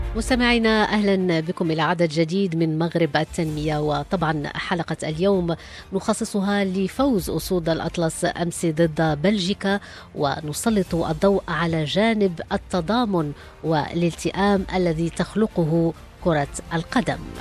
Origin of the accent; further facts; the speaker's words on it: Morocco; يحق لنا أن نفتخر اليوم كمغاربة